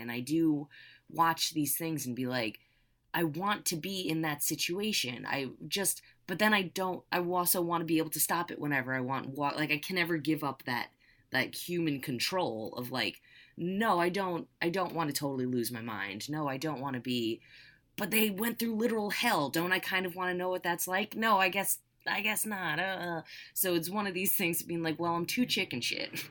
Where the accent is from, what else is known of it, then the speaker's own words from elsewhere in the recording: United States; also born or lived in California; as an American